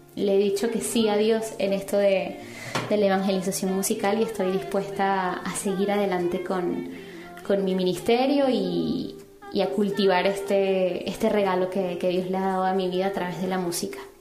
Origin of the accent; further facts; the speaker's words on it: Venezuela; now in Madrid, Spain; soy venezolana, actualmente vivo en Madrid